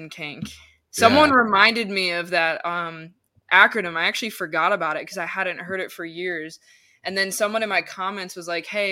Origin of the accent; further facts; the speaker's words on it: Connecticut, United States; I grew up in Connecticut